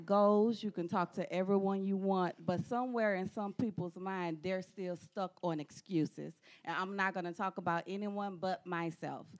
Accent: Baton Rouge, Louisiana, United States; I am from Baton Rouge, Louisiana.

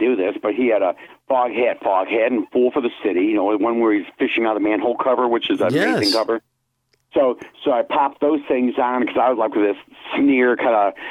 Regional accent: New Lenox, Illinois, United States; I'm born and raised in New Lenox, Illinois, where I still live

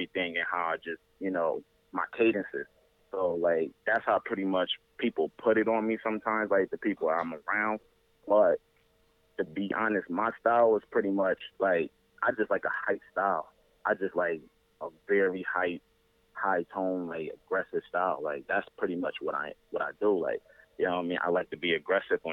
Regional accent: New Haven, Connecticut, United States; I'm born and raised in Connecticut, New Haven

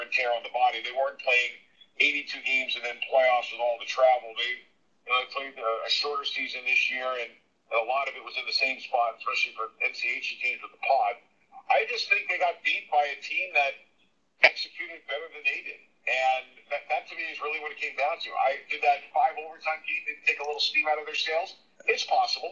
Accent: Long Island, New York, United States; I grew up around Long Island

